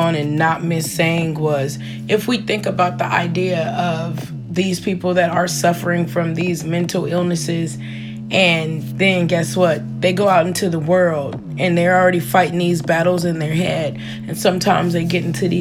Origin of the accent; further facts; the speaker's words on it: United States; growing up on the South Side